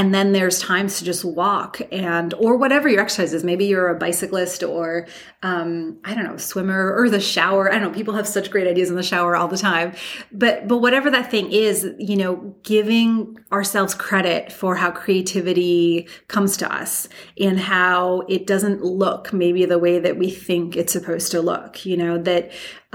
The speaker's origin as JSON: {"language": "English", "region": "New York", "country": "United States", "moved": "yes", "said": "I'm just a New Yorker everywhere I go"}